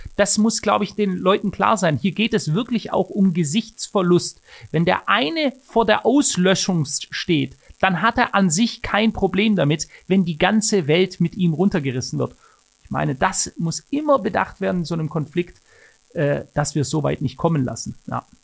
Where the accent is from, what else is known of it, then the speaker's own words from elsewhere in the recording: Germany; bei uns in Deutschland